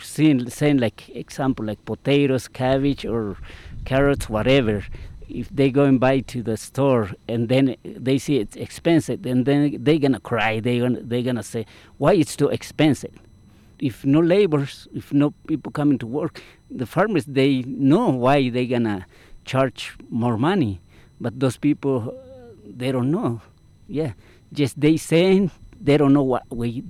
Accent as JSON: {"language": "English", "country": "Guatemala", "moved": "as an adult", "lives_now": "Alamosa, United States", "said": "We come in from Guatemala"}